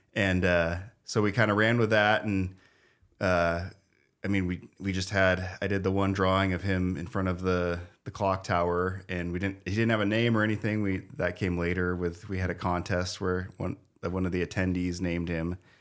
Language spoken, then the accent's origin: English; Spokane, Washington, United States; born or raised there; also born or lived in Wichita, Kansas